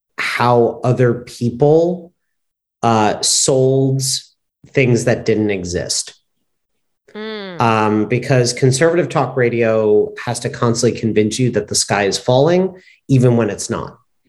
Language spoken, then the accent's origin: English; New York City, New York, United States; moved away as an adult; also born or lived in the South (US); now in Los Angeles, United States; I'm born and raised in New York, but I went to school and college in the South.